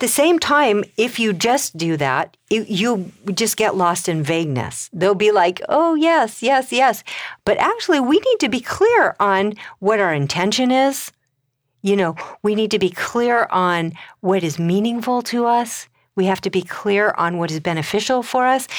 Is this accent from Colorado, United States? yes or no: yes; Colorado, United States; I come from Colorado.